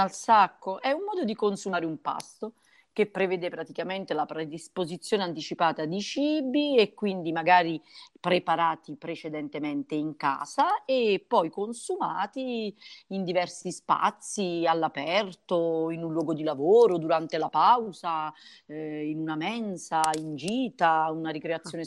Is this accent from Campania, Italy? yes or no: yes; Montella, Campania, Italy; se preferisci la montagna devi venire comunque da noi, se preferisci il vino rosso comunque devi venire da noi